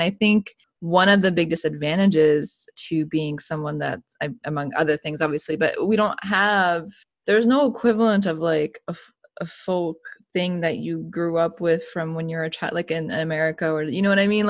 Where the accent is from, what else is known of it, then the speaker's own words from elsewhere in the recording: Bosnia & Herzegovina; born there; I was born in Bosnia, and we have, like, a folk dance that we do at weddings and stuff. That is, I know that.